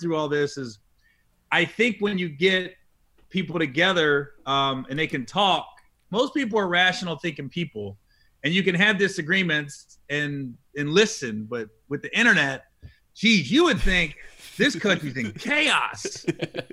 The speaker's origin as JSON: {"language": "English", "town": "Cincinnati", "region": "Ohio", "country": "United States", "said": "I'm from Cincinnati"}